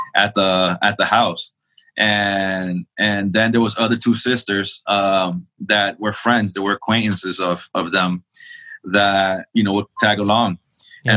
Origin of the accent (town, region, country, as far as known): New York City, New York, United States; born or raised there; also born or lived in El Salvador; now in Charlotte, United States